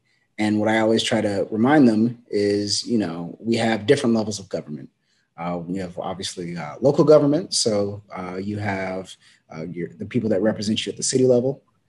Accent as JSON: {"language": "English", "town": "Long Beach", "region": "California", "country": "United States", "tie": "born or raised there", "also_born_or_lived": "Sacramento", "said": "I grew up in North Long Beach, went to school for most in private school in East Long Beach"}